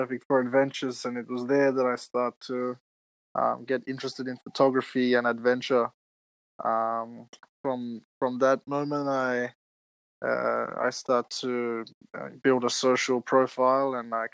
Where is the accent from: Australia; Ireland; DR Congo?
Australia; Adelaide, South Australia; moved away as an adult; I'm in my hometown of Adelaide, Australia